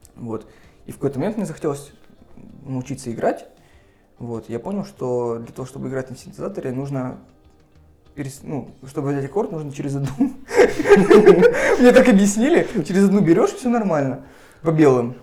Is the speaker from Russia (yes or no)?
yes; Sarapul, Udmurt Republic, Russia; now in Murmansk, Russia; я сам не из Мурманска, я приехал из Средней Полосы, mm. из Мурманской республики, из города Сарапула. И в Сараполе я ходил на рок-концерты